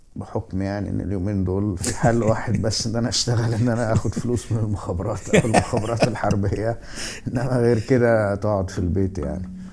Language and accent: Arabic; Alexandria, Alexandria Governorate, Egypt; انا نشأت في اسكندريه